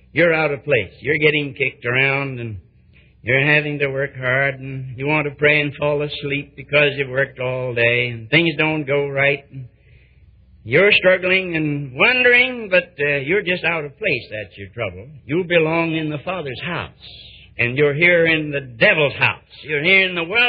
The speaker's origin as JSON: {"language": "English", "country": "United States", "said": "being an American"}